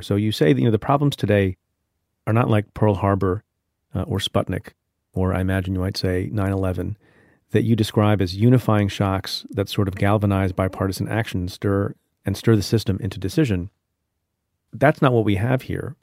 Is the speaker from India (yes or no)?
yes; India; I am from India, was born in India